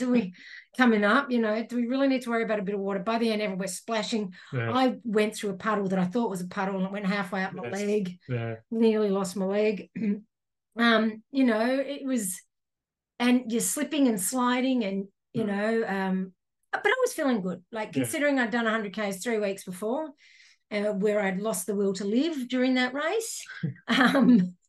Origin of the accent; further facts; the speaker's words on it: Melbourne, Victoria, Australia; We're from Melbourne